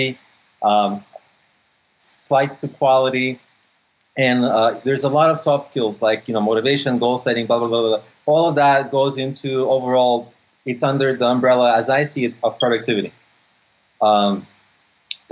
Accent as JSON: {"language": "English", "town": "San Francisco", "region": "California", "country": "United States", "tie": "born or raised there", "also_born_or_lived": "Odessa, Ukraine", "said": "I grew up in the States. I grew up in San Francisco."}